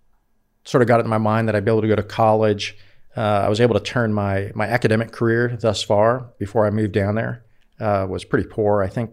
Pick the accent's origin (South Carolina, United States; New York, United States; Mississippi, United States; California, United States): California, United States; Oakland; Well, I grew up in California, up in the Bay Area. Initially, we lived in Oakland, East Oakland, as a matter of fact